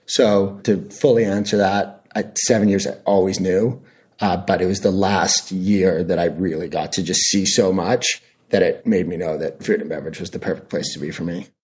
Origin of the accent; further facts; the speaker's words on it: Canada; moved away as an adult; also born or lived in Hong Kong / New York / San Francisco; I'm from Canada originally